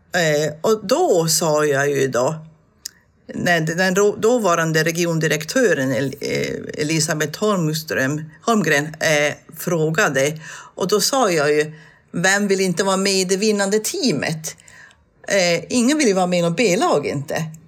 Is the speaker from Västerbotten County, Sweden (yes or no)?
no; Tornedalen, Norrbotten County, Sweden; det jag är uppvuxen med uppe i Tornedalen